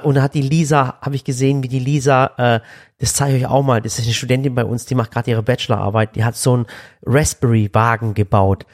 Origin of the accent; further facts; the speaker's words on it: Waghäusel, Baden-Württemberg, Germany; wir kommen aus Waghäusel, Waghäusel ist nicht groß